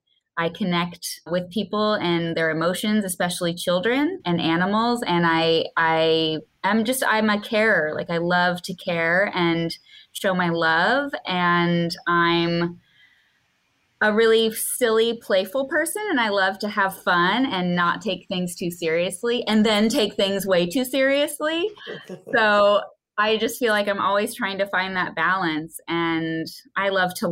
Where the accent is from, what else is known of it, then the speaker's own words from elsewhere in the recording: Midwest, United States; growing up in the Midwest and in a, you know, kind of conservative family